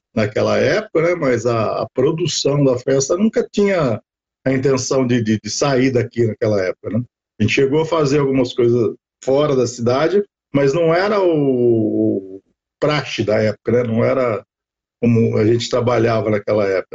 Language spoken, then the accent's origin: Portuguese; Taubaté, São Paulo, Brazil; eu sou nascido e criado aqui em Taubaté morei minha vida toda nunca tive fora daqui